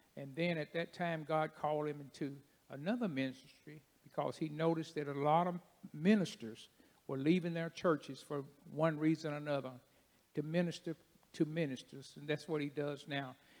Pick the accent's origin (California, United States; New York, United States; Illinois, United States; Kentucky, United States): Kentucky, United States; Paducah; I'm from Paducah